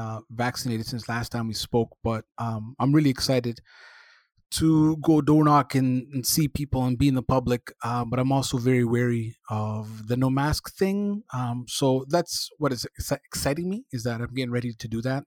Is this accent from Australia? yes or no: no; Somalia; also born or lived in Ontario; now in Canada; I was born in Somalia